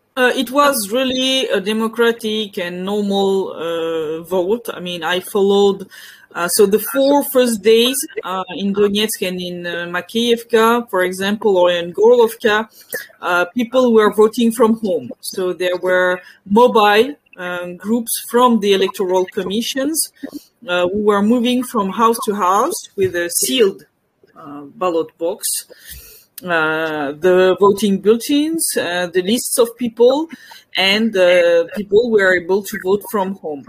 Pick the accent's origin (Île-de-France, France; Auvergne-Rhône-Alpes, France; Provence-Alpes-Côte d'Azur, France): Île-de-France, France; near Paris; English is a second language; moved away as an adult; also born or lived in Belgium / Donbass; I was born near Paris. I lived in France and in Belgium for most of my life